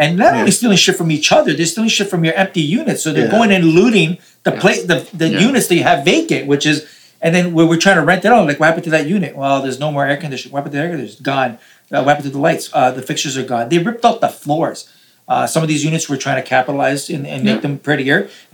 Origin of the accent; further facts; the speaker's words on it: Toronto, Ontario, Canada; I'm from Toronto. I'm not in Florida.